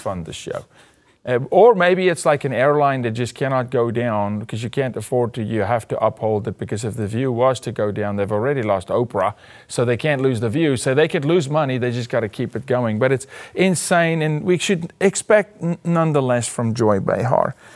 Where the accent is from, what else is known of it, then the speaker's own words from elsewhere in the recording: South Africa; moved away; as a South African in South Africa